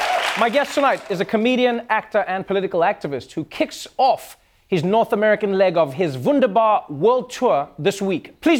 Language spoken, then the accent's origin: English; South Africa; And I remember, like, seeing that as a South African, and I was like, wow, this is a little excessive.